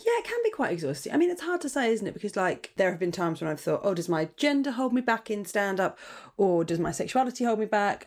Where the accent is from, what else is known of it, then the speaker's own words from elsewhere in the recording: Portsmouth, South East England, United Kingdom; I was born in Portsmouth